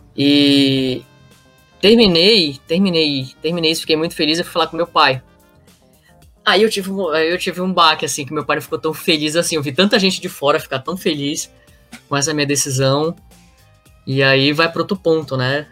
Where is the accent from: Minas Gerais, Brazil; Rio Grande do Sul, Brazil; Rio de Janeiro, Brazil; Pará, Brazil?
Pará, Brazil; Belém; moved away as an adult; quando eu saí de Belém